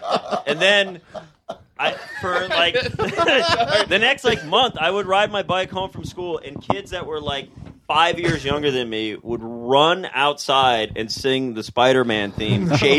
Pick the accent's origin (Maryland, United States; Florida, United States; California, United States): Florida, United States; South; I grew up in South Florida.